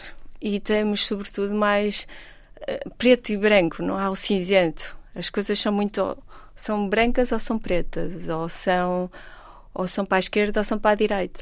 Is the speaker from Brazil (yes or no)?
no; Porto, Norte, Portugal; Nasci, nasci no Porto, vivi no Porto, fui criada por um pai comunista